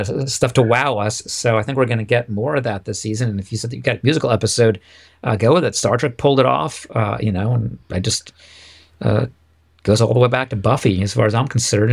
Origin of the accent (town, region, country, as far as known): United States